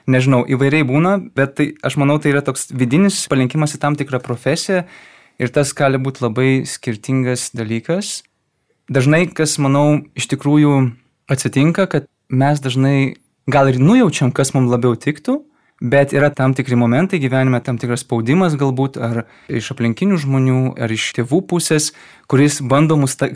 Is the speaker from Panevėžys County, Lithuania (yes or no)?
no; Vilnius, Vilnius County, Lithuania; now in Kaunas, Lithuania; esu kilęs iš Vilniaus miesto. Šiuo metu man 28 metai, esu jezuitas